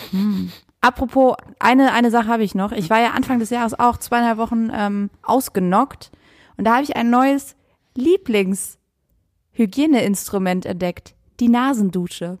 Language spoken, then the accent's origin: German; Saarland, Germany; moved away; Ich komme aus dem Saarland